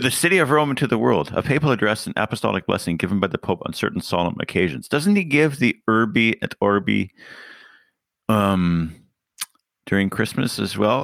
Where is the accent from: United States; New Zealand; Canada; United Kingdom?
Canada; as a Canadian and a member of the Commonwealth